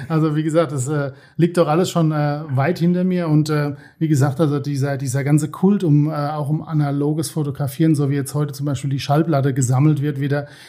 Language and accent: German; Worms, Rhineland-Palatinate, Germany; born there; now in Osthofen, Germany; Ich bin gebürtig aus Worms, genau, wohne jetzt äh, seit uh, fast 20 Jahren in Osthofen.